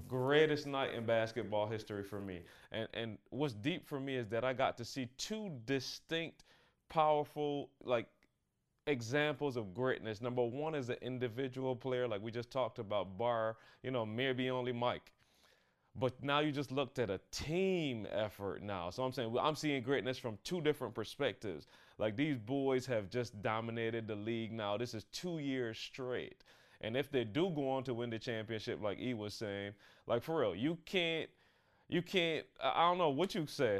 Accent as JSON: {"language": "English", "country": "Barbados", "tie": "born or raised there", "said": "I'm growing up in Barbados"}